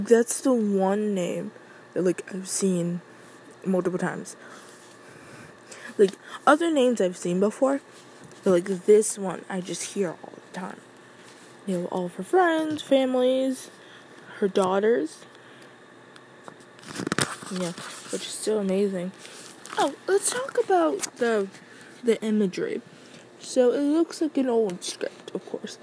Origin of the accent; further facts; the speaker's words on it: Midwest, United States; I'm from the Midwest